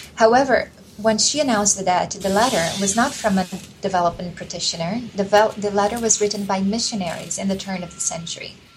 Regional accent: Brazil; moved away; also born or lived in Mozambique / Nicaragua; when I was growing up in Brazil at the time

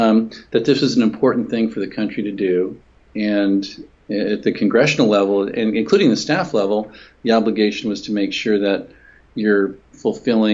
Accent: California, United States; Senator Alan Cranston, who was my home state senator from California

